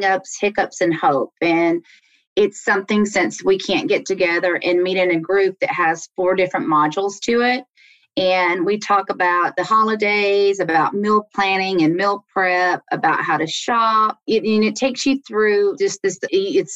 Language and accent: English; Alabama, United States; moved away as an adult; also born or lived in Washington, D.C.; now in Maryland, United States; I grew up in Alabama